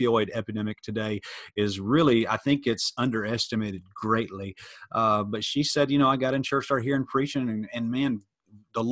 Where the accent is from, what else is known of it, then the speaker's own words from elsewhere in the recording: Metro Atlanta, Gwinnett County, Georgia, United States; I grew up in Metro Atlanta public school system, Gwinnett County Public School